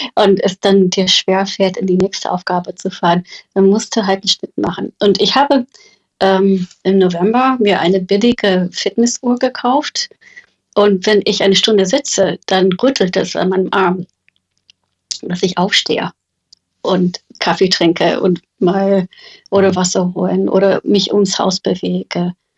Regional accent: United States; German is a second language; moved away; Ich bin Amerikanerin

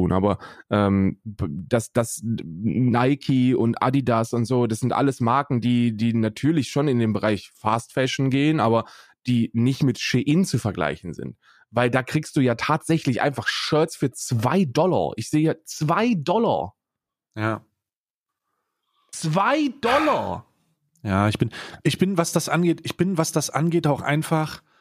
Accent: Hesse, Germany; also 88 geboren bin ich und ähm, in Hessen aufgewachsen

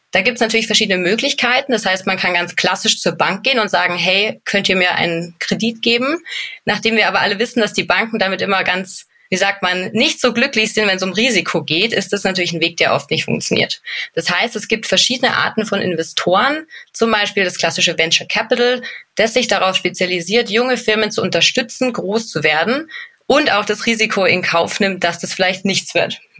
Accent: Munich, Bavaria, Germany; Ich komme aus München, also gebürtiges bayerisches Kindle, sage ich gern dazu

